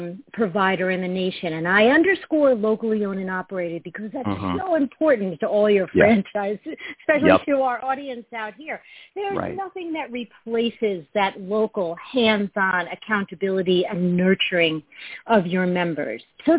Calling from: Fairfield, Connecticut, United States; This morning, I am calling from my home office in Fairfield, Connecticut.

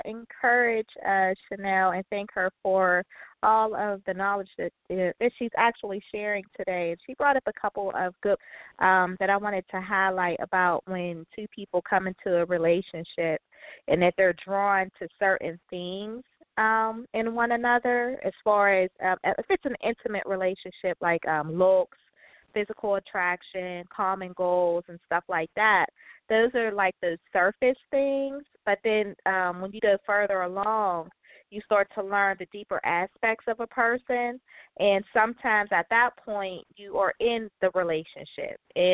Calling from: Pittsburgh, Pennsylvania, United States; I'm calling from Pittsburgh.

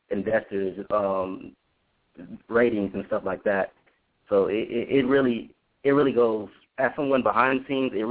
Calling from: Tallahassee, Florida, United States; from Tallahassee, Florida.

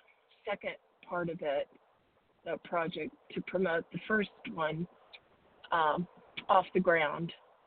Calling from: Arizona, United States; I'm calling from Arizona.

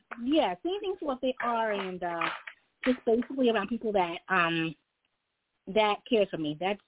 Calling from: New York, United States; Hi, this is … I'm calling from New York.

